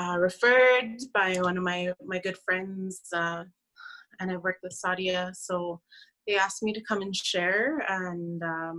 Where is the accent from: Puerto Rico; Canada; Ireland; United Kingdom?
Canada; Saddle Lake Cree Nation, Alberta; moved away as an adult; now in Red Deer, Canada; I'm originally from Satellite Cree Nation here in Alberta, and I've been living in Red Deer now for 7 years